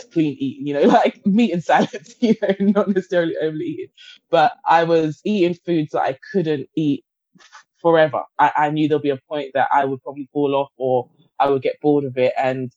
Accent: Guyana; I'm from Guyana, which is based in the Caribbean.

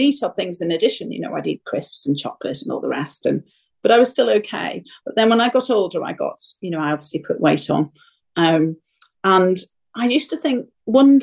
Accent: Ireland; I come from Ireland

